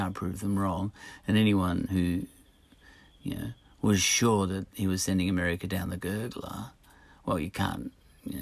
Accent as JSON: {"language": "English", "country": "Australia", "said": "I'm an Australian"}